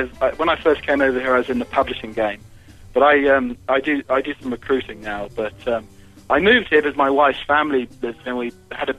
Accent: Norwich, East of England, United Kingdom; accent: posh English; moved away as an adult; also born or lived in Chicago, United States; now in New Mexico, United States; I was brought up in Norwich.

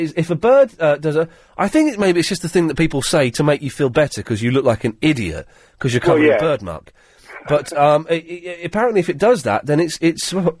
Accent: Slough, South East England, United Kingdom; In my hometown of Slough.

